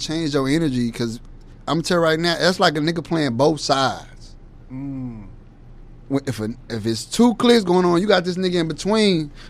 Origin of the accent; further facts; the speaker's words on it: Gary, Indiana, United States; You know, I'm from Gary, Indiana, so as far as right next to Chicago, that Midwest name